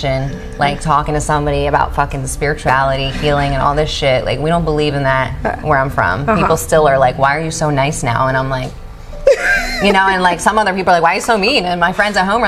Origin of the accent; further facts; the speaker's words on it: New Jersey, United States; now in Las Vegas, United States; I'm from Jersey